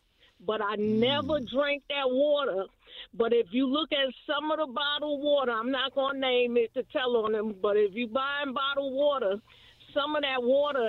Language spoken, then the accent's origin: English; New York, United States; moved away as an adult; now in Indiana, United States; I'm from New York. Mm-hmm. I've been here 30-something years.